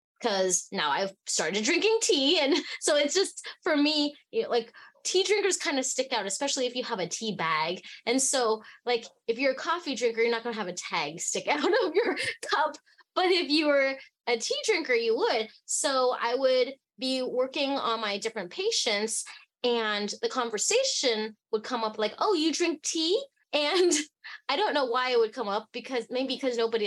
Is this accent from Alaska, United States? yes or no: yes; Fairbanks, Alaska, United States; also born or lived in Hong Kong; I was born in Hong Kong and I grew up in Fairbanks, Alaska